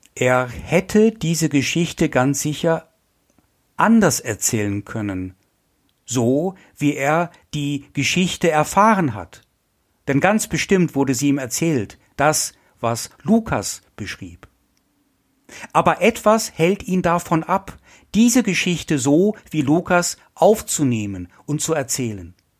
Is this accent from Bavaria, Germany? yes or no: no; Essen, North Rhine-Westphalia, Germany; Ich komme ja aus Essen, aus dem Ruhrgebiet